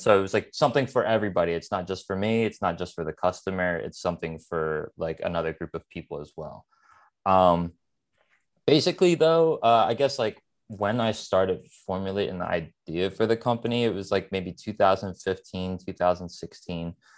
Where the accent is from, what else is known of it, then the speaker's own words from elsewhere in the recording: Philadelphia, Pennsylvania, United States; I'm born and raised in Philadelphia, uh, a, a part of the city, like, northeast Philadelphia